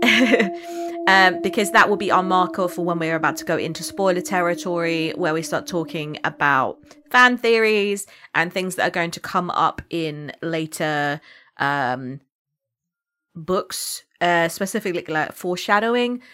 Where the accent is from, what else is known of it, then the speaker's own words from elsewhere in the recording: United Kingdom; accent: British; I could have entirely lost my British accent.